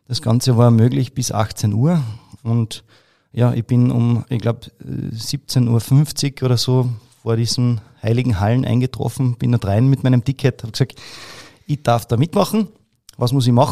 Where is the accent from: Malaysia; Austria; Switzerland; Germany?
Austria; Carinthia; Jetzt kann man sich das vielleicht so vorstellen als Kärntner.